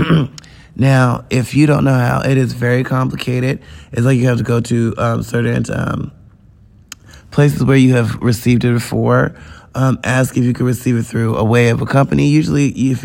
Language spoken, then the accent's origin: English; United States; I'm an American.